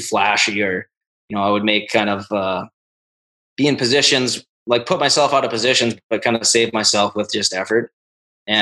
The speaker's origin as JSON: {"language": "English", "region": "North Dakota", "country": "United States", "tie": "born or raised there", "said": "growing up in North Dakota, it was a lot of outdoor hockey."}